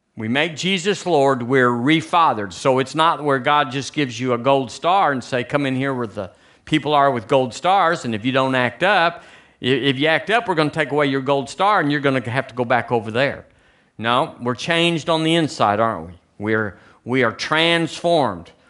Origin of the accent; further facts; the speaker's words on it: United States; moved away as an adult; now in Tuscaloosa, United States; I'm an American